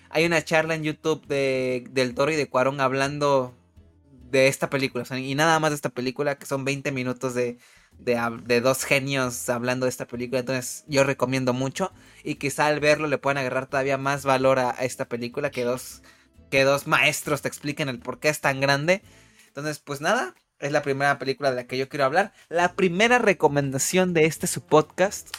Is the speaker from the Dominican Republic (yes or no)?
no; Mexico; como mexicanos